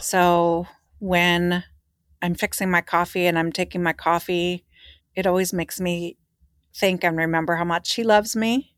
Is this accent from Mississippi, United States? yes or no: no; Philadelphia, Pennsylvania, United States; I was from Philadelphia